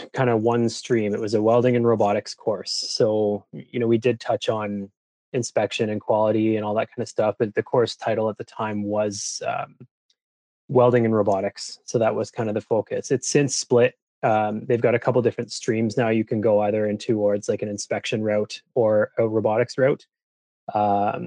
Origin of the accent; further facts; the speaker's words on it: Cambridge, Ontario, Canada; also born or lived in Calgary; Actually, not born in Cambridge, but raised in Cambridge.